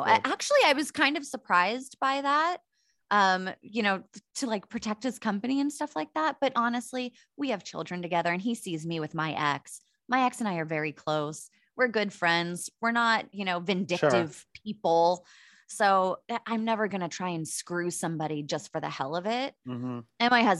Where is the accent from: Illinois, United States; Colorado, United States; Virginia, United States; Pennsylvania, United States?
Pennsylvania, United States; Pittsburgh; born or raised there; now in San Diego, United States